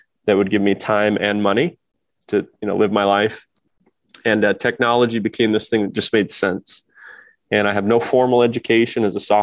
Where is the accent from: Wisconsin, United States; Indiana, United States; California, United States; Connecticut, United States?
Indiana, United States; Kokomo; I grew up in the Midwest, it's a blue collar town called Kokomo, Indiana